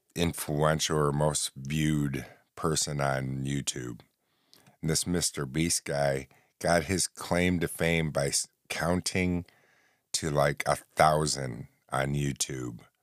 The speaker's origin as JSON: {"language": "English", "town": "New Haven", "region": "New York", "country": "United States", "tie": "born or raised there", "also_born_or_lived": "Oswego, New York", "said": "my hometown of New Haven, New York, which is about fifteen minutes from Oswego, the city I live"}